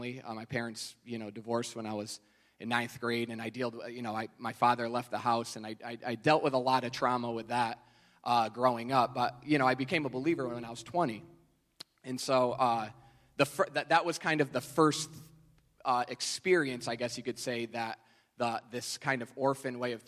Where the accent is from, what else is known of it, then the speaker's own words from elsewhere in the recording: New York, United States; I'm from New York